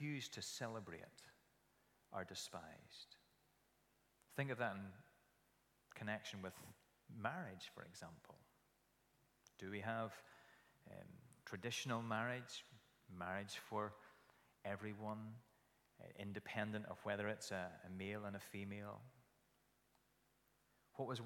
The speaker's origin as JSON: {"language": "English", "town": "Kilkeel", "region": "Northern Ireland", "country": "United Kingdom", "tie": "born or raised there", "said": "When I grew up in Kilkeel, as a little aside, I went to a Sunday school in the Alfred Eady Hall"}